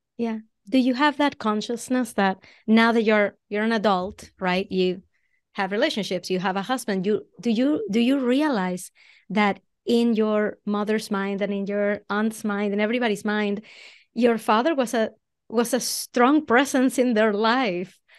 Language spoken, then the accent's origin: English; Venezuela; English is a second language; moved away as an adult; now in Boston, United States; I'm originally from Venezuela. That's where the accent comes from